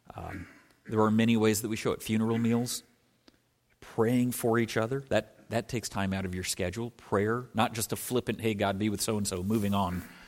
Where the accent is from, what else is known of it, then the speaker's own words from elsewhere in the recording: Scotland, United Kingdom; moved away; I was born in Scotland, was born on the coast of Scotland